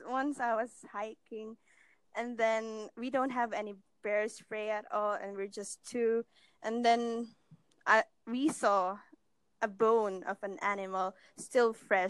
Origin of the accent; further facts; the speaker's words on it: Philippines; I'm from the Philippines.